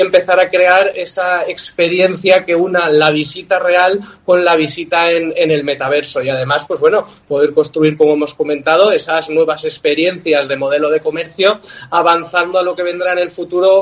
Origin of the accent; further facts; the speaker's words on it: Villajoyosa, Valencian Community, Spain; somos de aquí de Alicante, de Villajoyosa